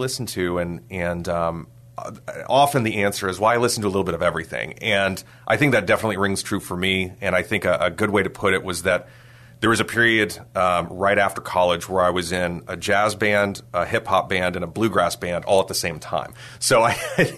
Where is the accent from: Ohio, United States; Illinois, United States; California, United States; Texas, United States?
Texas, United States; San Antonio; I grew up here in San Antonio.